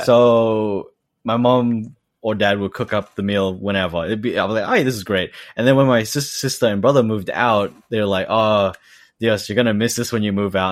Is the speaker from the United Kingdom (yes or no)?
no; Australia; moved away as an adult; now in Eniwa, Japan; I was fully raised in Australia